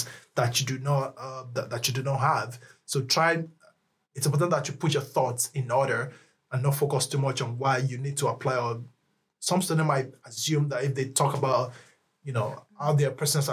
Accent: Nigeria; now in Lund, Sweden; I'm Nigerian

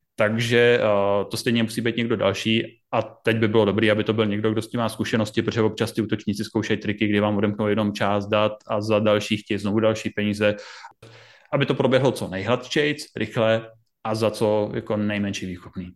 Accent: Brno, South Moravian Region, Czechia; u nás v Brně Masarykova univerzita

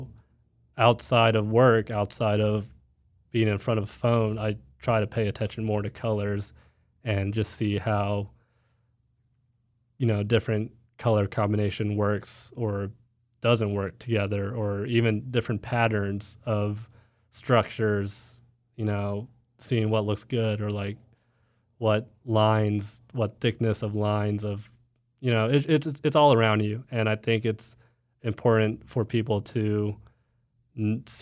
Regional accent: Dallas, Texas, United States; I'm from Dallas

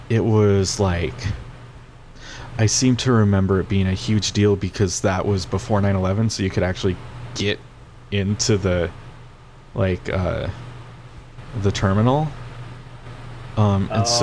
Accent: Pacific Northwest, United States; I we like I come from the Northwest where there's beer everywhere, right? Everybody drinks beer.

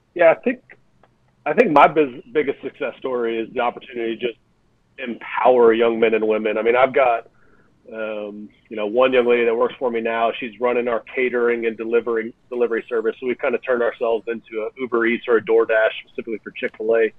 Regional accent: Lafayette, Louisiana, United States; living in Louisiana, back in my hometown of Lafayette, Louisiana

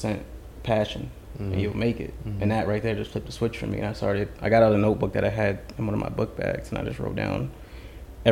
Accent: Florida, United States; now in Huntington Station, United States; I'm originally from Florida, moved out to New York

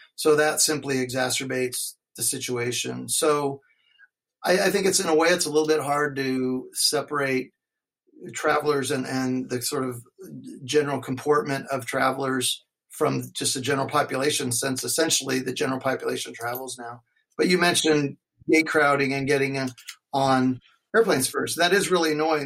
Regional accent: Alaska, United States; I grew up skiing in Alaska

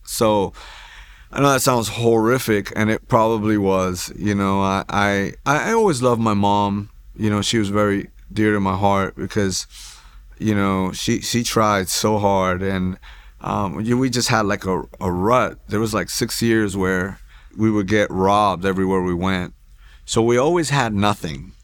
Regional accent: Hoboken, New Jersey, United States; also born or lived in New York; now in Houston, United States; I was born in Jersey City, New Jersey, uh, raised in Hoboken

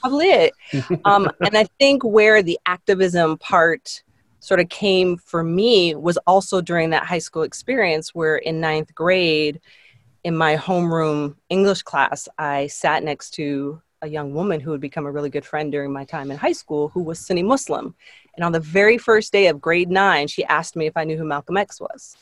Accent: Toronto, Ontario, Canada; I grew up in Canada. We were living in a, a suburb west of Toronto, and we ended up moving back into the city

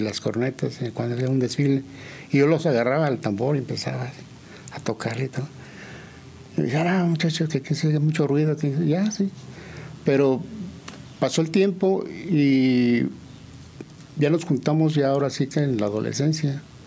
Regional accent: San Juan del Río, Querétaro, Mexico; soy de aquí de San Juan del Río. Eh, nací en el año del 55 y viví ahí en la calle de Vicente Arriba Palacio pues, toda mi infancia

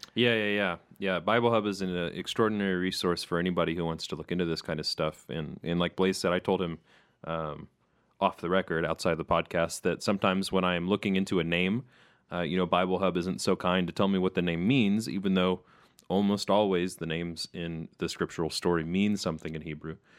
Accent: United States; We say Hagar because we're American

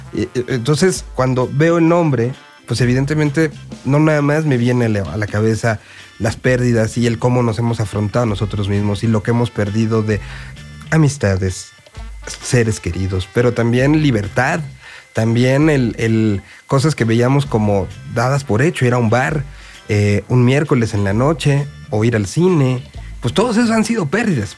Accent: Mexico City, Mexico; como habitante y como que nací en esta Ciudad de México

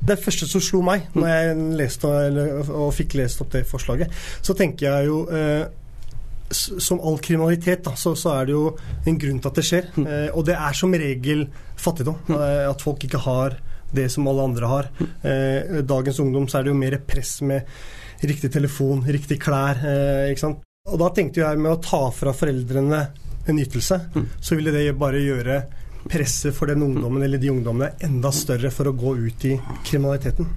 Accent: Oslo, Norway; jeg vokste opp på Tveita

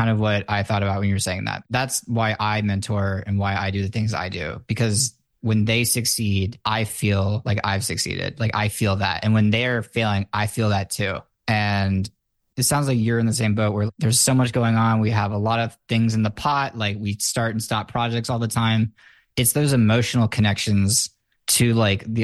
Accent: United States; I was raised in the American school system.

